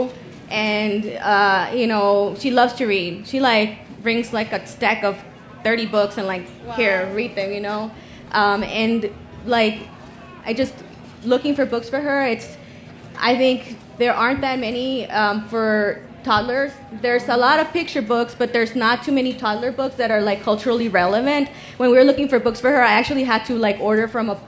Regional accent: El Paso, Texas, United States; I'm from El Paso, just like Cinco Puntos. So when I was in high school, they used to actually like kind of, they would donate books to my high school

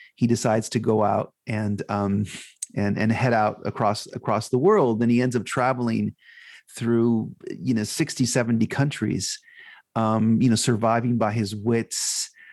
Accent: Los Angeles, California, United States; I'm from a, a family of uh, Guatemalan immigrants. Um, I was born in Los Angeles, but my parents came from uh, from Central America

